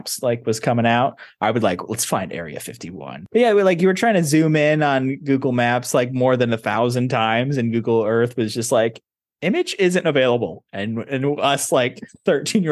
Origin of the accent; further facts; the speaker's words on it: Midwest, United States; growing up in the Midwest